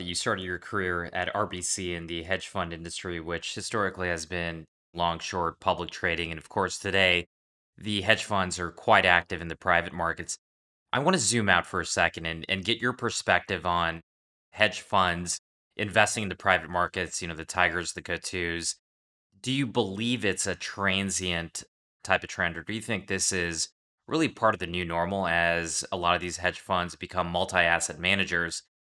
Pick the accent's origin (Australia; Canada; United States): Canada; Edmonton, Alberta; born there; We're both Canadian, so I was born in Edmonton, and we're also both podcasters.